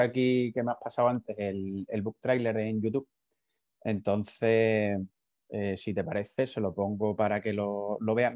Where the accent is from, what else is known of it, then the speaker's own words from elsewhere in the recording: Huelva, Andalusia, Spain; yo en concreto soy de Huelva y, más de la, de la zona de la sierra